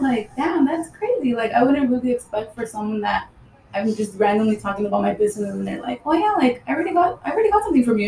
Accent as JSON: {"language": "English", "town": "Highland Park", "country": "United States", "tie": "born or raised there", "said": "I grew up in Highland Park."}